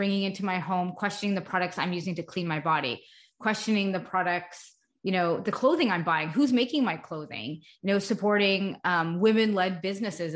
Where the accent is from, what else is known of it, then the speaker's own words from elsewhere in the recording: Canada; also born or lived in Montreal, Canada / Augusta, Georgia, United States; I live in Montreal, Canada, so I'm Canadian, but for about 4 years, we lived in the United States